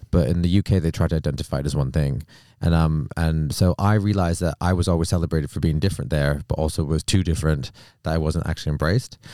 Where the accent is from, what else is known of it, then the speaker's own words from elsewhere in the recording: Canada; moved away as an adult; now in United Kingdom; I'm from Canada